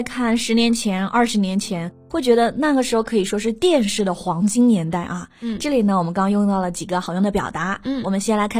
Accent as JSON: {"language": "Chinese", "region": "Hunan", "country": "China", "said": "我们湖南人"}